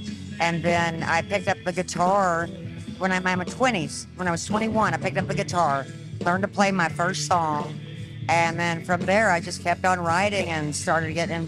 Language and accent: English; Dallas, Texas, United States; Well, I am originally from Dallas, Texas, and, you know